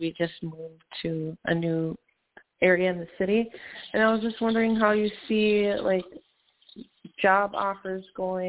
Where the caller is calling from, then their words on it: Minnesota, United States; I'm calling from Minnesota.